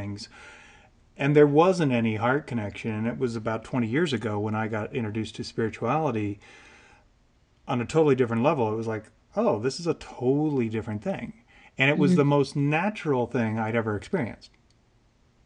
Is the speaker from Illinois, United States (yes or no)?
yes; Illinois, United States; moved away as an adult; my little town I grew up in Illinois